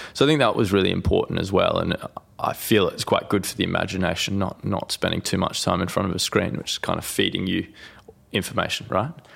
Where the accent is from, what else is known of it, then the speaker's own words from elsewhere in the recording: Bunbury, Western Australia, Australia; also born or lived in Dardanup; I actually grew up, um, outside of Bunbury, a small city in Western Australia